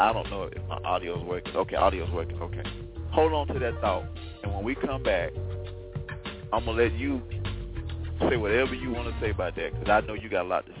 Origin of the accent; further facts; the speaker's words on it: Selma, Alabama, United States; moved away as an adult; also born or lived in Birmingham, Alabama; We are from Selma, Alabama. We both were born and raised in the town of Selma, Alabama. And we both understand the issues. … presently lives in the area, and I moved from there several years ago.